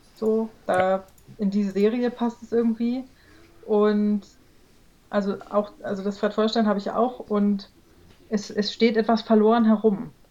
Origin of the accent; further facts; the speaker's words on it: Celle, Lower Saxony, Germany; aus meiner Geburtsstadt Zelle ein Haus zu bauen